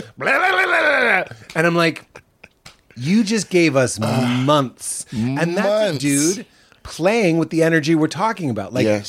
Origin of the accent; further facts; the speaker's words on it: Boston, Massachusetts, United States; I'm from Boston.